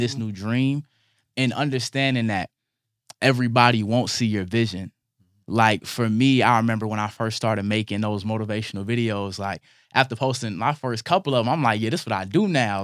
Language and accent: English; Illinois, United States; moved away; also born or lived in Georgia; growing up in Illinois, moving to Georgia